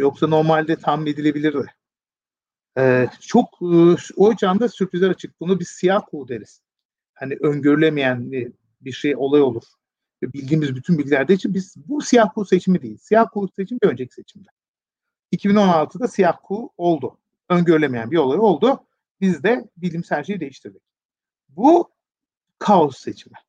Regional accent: Turkey; bir Türkiye Cumhuriyeti vatandaşı olarak

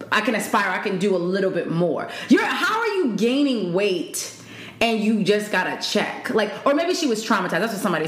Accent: Baltimore, Maryland, United States; I am from Baltimore, Maryland

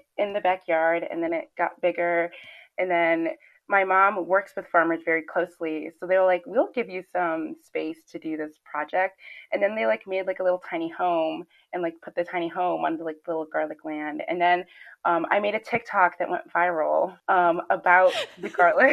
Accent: Chicago, Illinois, United States; We're definitely from the Chicagoland area

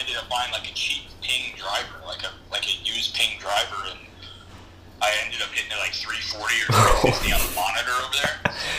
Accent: Chicago, Illinois, United States; So I'm from Chicago. I grew up playing baseball.

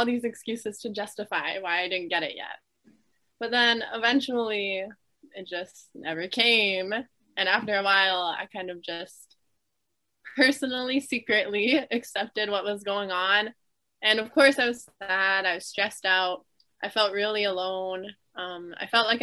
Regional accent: Toronto, Ontario, Canada; I'm from Toronto, Ontario, which is a very popular city in Canada

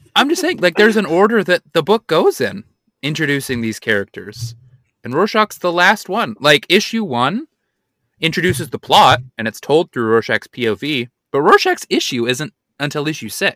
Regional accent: Utah, United States; I'm from Utah

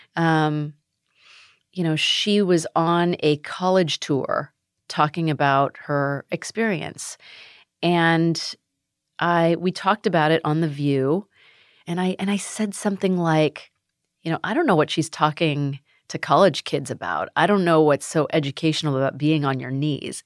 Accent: United States; also born or lived in Sacramento, California; being Asian American

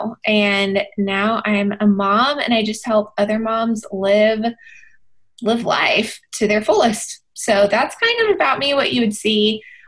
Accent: Texas, United States; born and bred in Texas

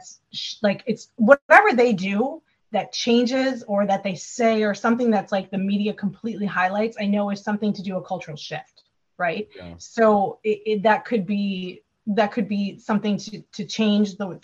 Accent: Wisconsin, United States; I'm from Wisconsin

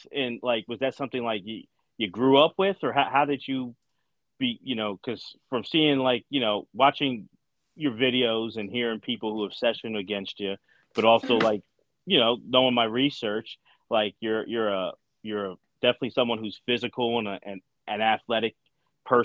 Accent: Philadelphia, Pennsylvania, United States; I'm outside of Philly. I grew up in Philly

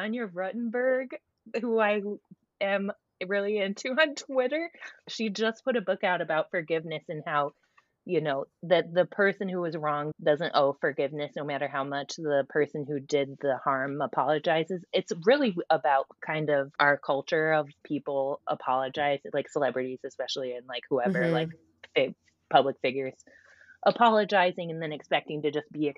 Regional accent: Ohio, United States; now in Oakland, United States; I grew up in Ohio

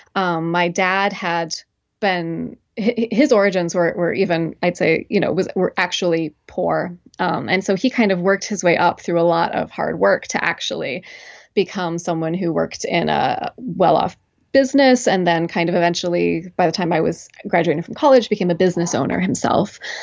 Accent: McMinnville, Oregon, United States; moved away as an adult; now in Williamstown, Massachusetts, United States; I'm originally from Oregon, from a, uh, small town outside of Portland

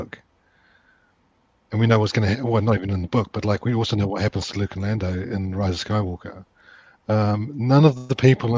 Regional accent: New Zealand; I'm from New Zealand and my dad worked in advertising

